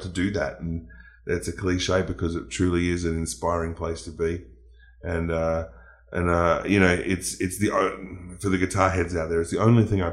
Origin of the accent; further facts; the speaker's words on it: Melbourne, Victoria, Australia; in Melbourne, in my hometown